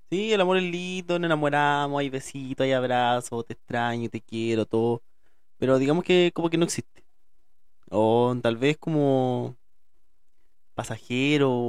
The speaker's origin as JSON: {"language": "Spanish", "country": "Chile", "said": "soy de acá de Chile y hablo como la juega"}